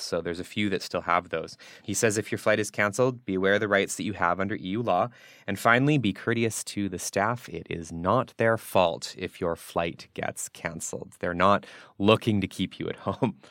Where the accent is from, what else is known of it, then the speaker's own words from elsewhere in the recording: Canada; now in Berlin, Germany; coming from Canada. My hometown will be minus thirty-three next week.